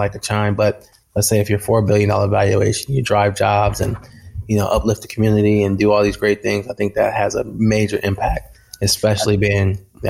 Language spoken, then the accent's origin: English; Detroit, Michigan, United States; cities like my home state, Detroit, Newark, certain parts of Hialeah, Florida